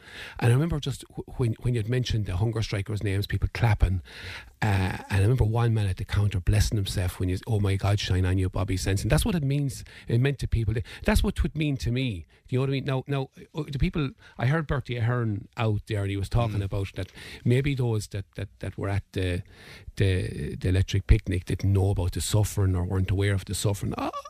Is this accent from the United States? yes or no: no; Ireland; I know, as an Irish Republican, I never would do that, and it would sicken me to the pit of my stomach to see anybody glorifying suffering. But we also have to remember what people went through. You know, and our past is very much determined by the occupation of our country